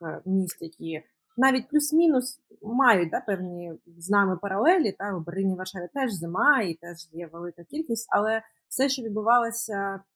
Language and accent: Ukrainian; Mykolaiv, Mykolaiv Oblast, Ukraine; moved away; also born or lived in Kharkiv; я родом з Миколаєва. Е, переїхала до Харкова